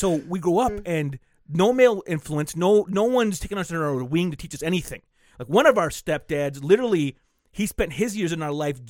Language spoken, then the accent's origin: English; Flint, Michigan, United States; we grew up in Flint our whole lives.